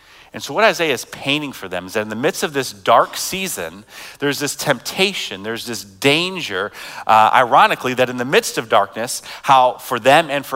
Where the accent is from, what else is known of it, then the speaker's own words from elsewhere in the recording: United States; as American